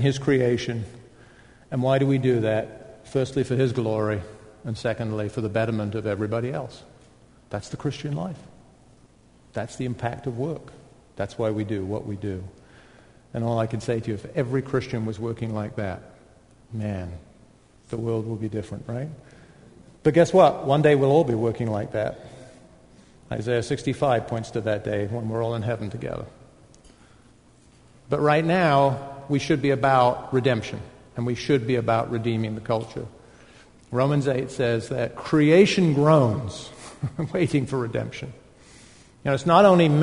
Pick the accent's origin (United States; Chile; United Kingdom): United Kingdom; I'm a Brit